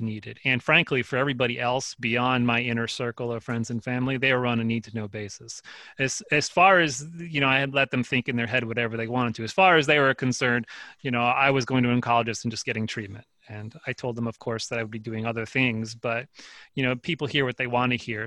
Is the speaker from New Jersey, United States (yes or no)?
yes; Northeast New Jersey, United States; I grew up in New, North New Jersey, Northeast New Jersey. I mean, pretty much outside of New York City within the suburban sprawl of that.